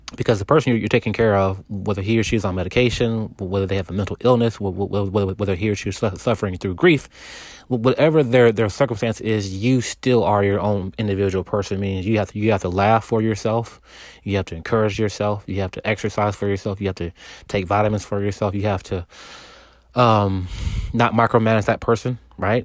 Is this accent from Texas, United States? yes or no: yes; Texas, United States; also born or lived in California; so I moved from California to Texas after my parents divorced.